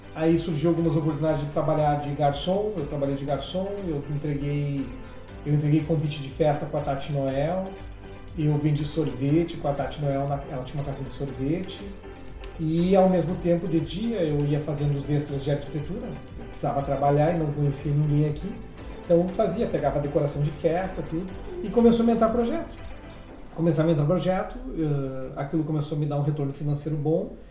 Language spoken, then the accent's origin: Portuguese; Cruz Alta, Rio Grande do Sul, Brazil; now in Gramado, Brazil; Nasci em Cruz Alta, Rio Grande do Sul.